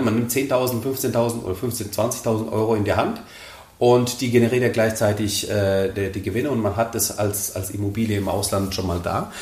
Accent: Germany; bei uns in Deutschland

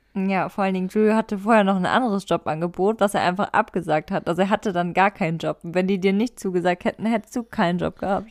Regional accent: Germany; ich bin aus Deutschland

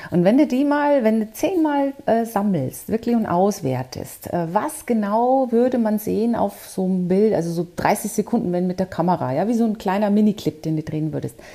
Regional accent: Bavaria, Germany; born there; accent: Bavarian; Also man hört es, man hört es tatsächlich. So ganz kriegt man das nie raus als Bayerin. Aber ich war ja auch im Ausland

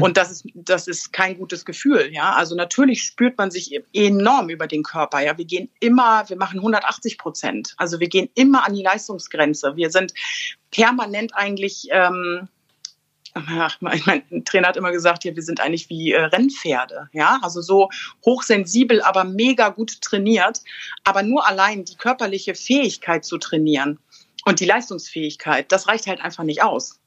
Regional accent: Bad Schwartau, Schleswig-Holstein, Germany; ich bin in Bad Schwartau groß geworden

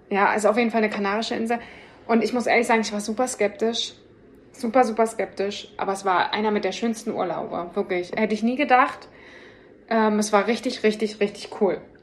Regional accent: Berlin, Germany; ich bin halt auch ein Berliner Mädchen

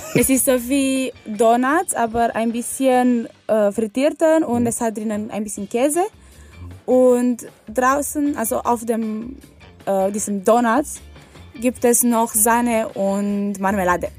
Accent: Romania; German is a second language; moved away as an adult; now in Kiel, Germany; ich bin eine Erasmus-Studentin hier an der Fachhochschule Kiel und ich komme aus Rumänien.

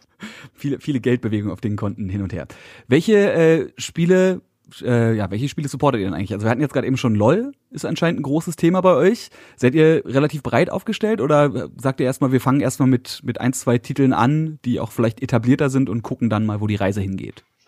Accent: Berlin, Germany; für mich als Berliner

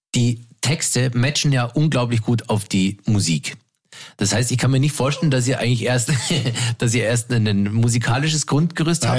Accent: Landsberg am Lech, Bavaria, Germany; moved away; im kleinen beschaulichen Landsberg am Lech, wo ich damals noch gewohnt habe und, und wo ich herkomme

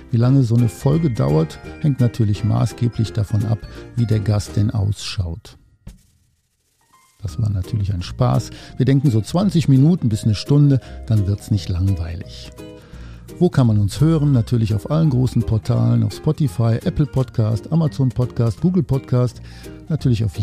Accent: North Rhine-Westphalia, Germany; ich komme aus dem Oberbergischen Kreis in der Nähe von Köln

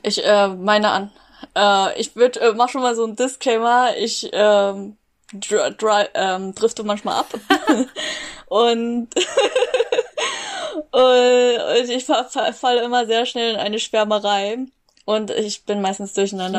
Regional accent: Berlin, Germany; ich bin Berlin aufgewachsen. Ich würde mich jetzt auch als Berlinerin bezeichnen, weil ich äh, als zehn Jahre hier lebe

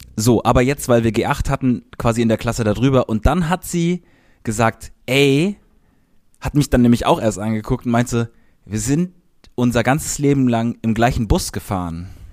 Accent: Cologne area, North Rhine-Westphalia, Germany; an unserer, da wo wir aufgewachsen sind.

